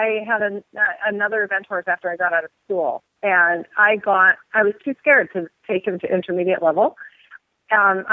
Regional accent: British Columbia, Canada; moved away; I grew up in British Columbia, Canada.

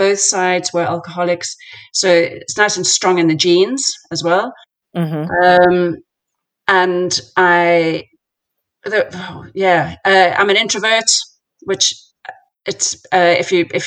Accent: South Africa; moved away; I grew up in South Africa

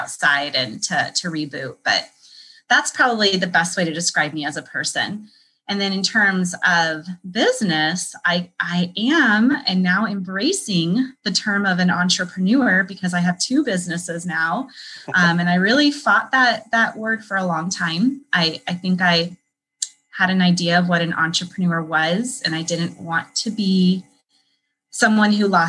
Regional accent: California, United States; also born or lived in Colorado / Nevada; now in Chicago, United States; I grew up in California and before that, Colorado and Nevada.

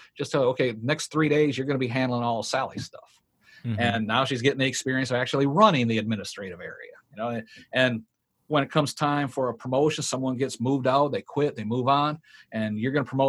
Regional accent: Marysville, Michigan, United States; I grew up in Marysville.

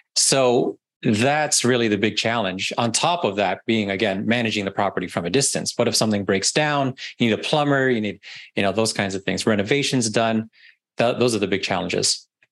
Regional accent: Canada; moved away as an adult; now in Florida, United States; I'm also from Canada originally

